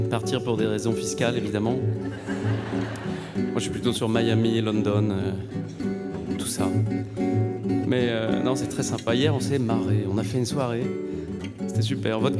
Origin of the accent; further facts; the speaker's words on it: France; Vous savez, j'ai grandi en France.